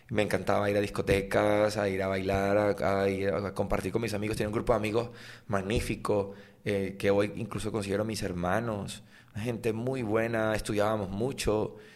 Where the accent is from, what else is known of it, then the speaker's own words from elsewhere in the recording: Valencia, Carabobo, Venezuela; also born or lived in Sarare, Lara; yo soy de la parroquia La, Candelaria, del centro de Valencia.